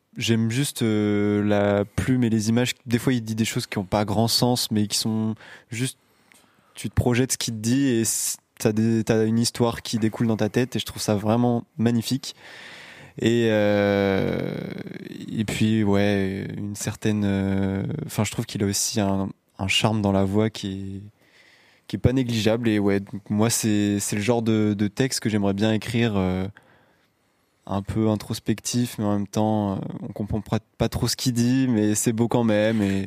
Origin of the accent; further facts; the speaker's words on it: Belle-Île-en-Mer, Brittany, France; now in L'Aigle, France; je viens de Belle-Île-en-Mer